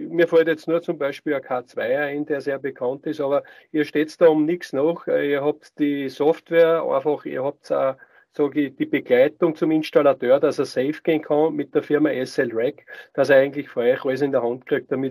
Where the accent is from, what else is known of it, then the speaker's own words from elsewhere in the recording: Austria; Ja, bei uns in Österreich, ich weiß jetzt nicht im Detail